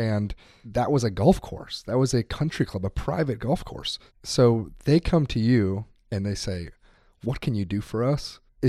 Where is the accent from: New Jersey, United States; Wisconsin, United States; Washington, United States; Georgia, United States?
Wisconsin, United States; I'm from Wisconsin.